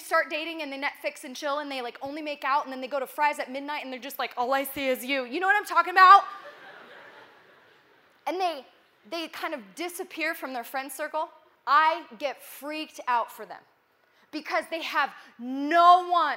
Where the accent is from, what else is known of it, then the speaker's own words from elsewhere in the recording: Nebraska, United States; moved away; I'm from Nebraska